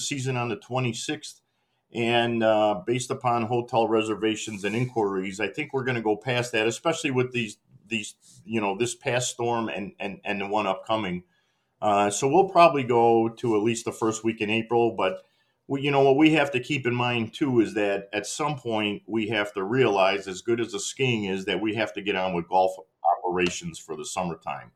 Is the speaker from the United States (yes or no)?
yes; Elmhurst, Illinois, United States; moved away as an adult; also born or lived in New England / Pennsylvania; now in Wisconsin, United States; I was born and raised in Elmhurst, Illinois, which is, you know, a western suburb of Chicago. Went through my whole childhood there